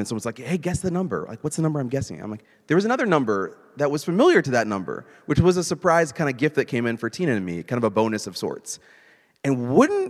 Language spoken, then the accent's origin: English; Indianapolis, Indiana, United States; moved away; my hometown's Indianapolis